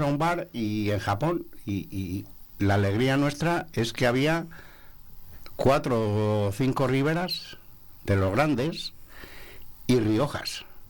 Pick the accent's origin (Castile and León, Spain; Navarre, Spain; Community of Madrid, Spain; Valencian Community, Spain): Castile and León, Spain; Segovia; De Segovia